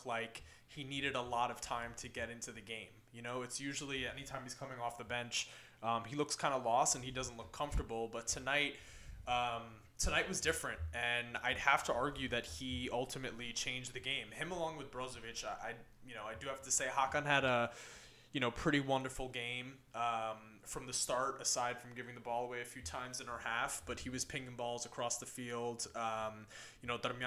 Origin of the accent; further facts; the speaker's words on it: New York City, New York, United States; I'm an Interisti from Brooklyn, New York